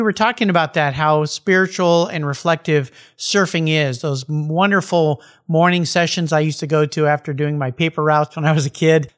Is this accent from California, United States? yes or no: yes; San Diego, California, United States; I grew up surfing with when we were growing up in La Jolla